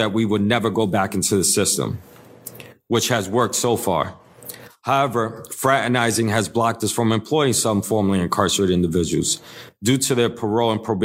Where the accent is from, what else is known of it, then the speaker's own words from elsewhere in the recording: New York City, New York, United States; I'm born and raised in the Lower East Side of New York City